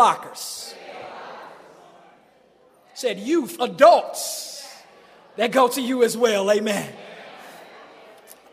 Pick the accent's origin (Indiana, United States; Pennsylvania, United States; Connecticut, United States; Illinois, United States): Illinois, United States; Chicago; I grew up in Chicago, grew up in the Shy